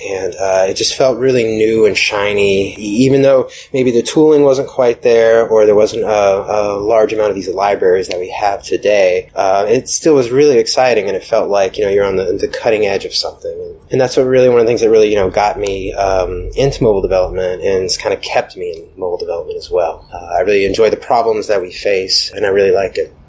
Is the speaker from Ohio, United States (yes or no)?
no; Atlanta, Georgia, United States; moved away as an adult; also born or lived in New York; I'm from Atlanta originally